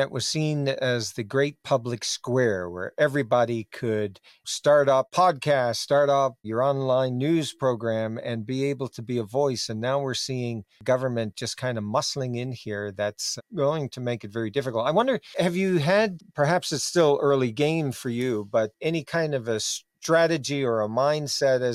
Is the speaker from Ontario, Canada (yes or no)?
no; Newfoundland and Labrador, Canada; growing up in Newfoundland